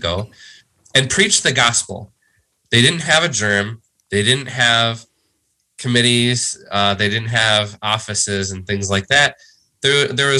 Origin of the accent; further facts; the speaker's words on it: Eastern Iowa, United States; also born or lived in South Dakota; growing up in Eastern Iowa, as I did